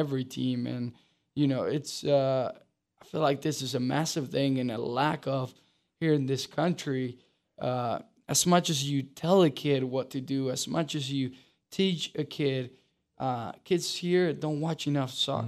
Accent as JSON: {"language": "English", "country": "Uruguay", "tie": "born or raised there", "moved": "yes", "lives_now": "Charlotte, United States", "said": "I grew up in Uruguay, um, which is a huge soccer country"}